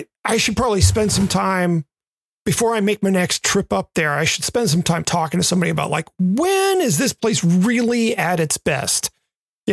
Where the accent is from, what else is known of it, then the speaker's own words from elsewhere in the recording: Memphis, Tennessee, United States; moved away; also born or lived in Western Massachusetts / Southern California; Growing up in Memphis